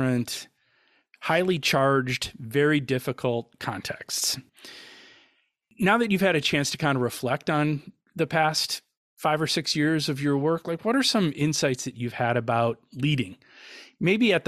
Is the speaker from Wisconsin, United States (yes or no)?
yes; Wisconsin, United States; I'm from Wisconsin